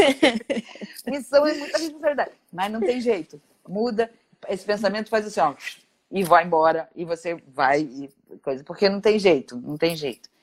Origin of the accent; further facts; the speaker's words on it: Brazil; eu sou brasileira